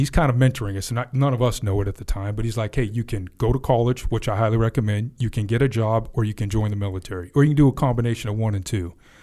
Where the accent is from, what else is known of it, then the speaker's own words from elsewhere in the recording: West Sacramento, California, United States; I grew up actually in West Sac. It was definitely a small town